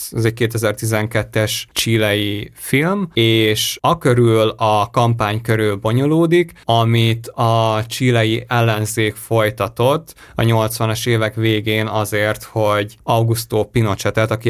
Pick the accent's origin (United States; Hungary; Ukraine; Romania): Hungary; Annyira furáztam, hogy magyarként nézni